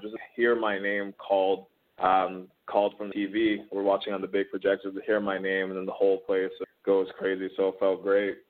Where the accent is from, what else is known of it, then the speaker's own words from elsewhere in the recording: Toronto, Ontario, Canada; also born or lived in Cambridge, Ontario; I'm originally from Toronto, and then right. my my family moved about an hour west to um to Cambridge